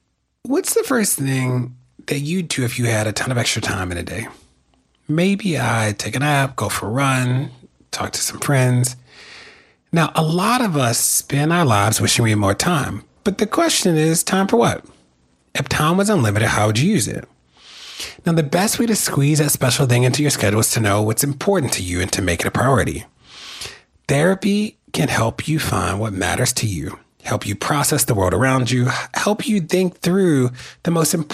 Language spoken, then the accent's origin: English; Maryland, United States; my home state of Maryland